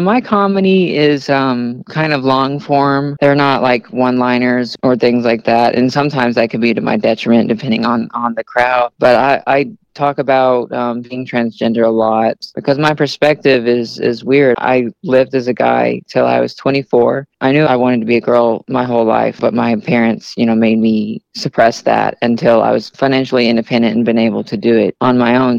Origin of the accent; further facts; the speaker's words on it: Arkansas, United States; now in Kansas City, United States; I'm from Arkansas and there's nothing there, absolutely nothing